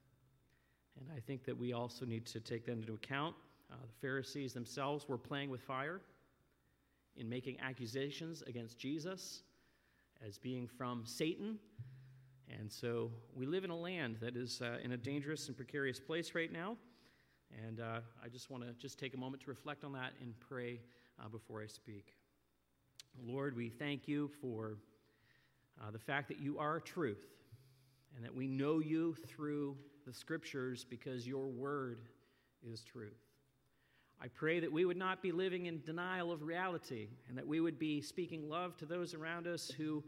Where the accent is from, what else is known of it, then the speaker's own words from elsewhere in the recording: Nova Scotia, Canada; also born or lived in northeast Pennsylvania; now in Pennsylvania, United States; as I grew up in Nova Scotia, we saw more days of rain than we ever saw of sun.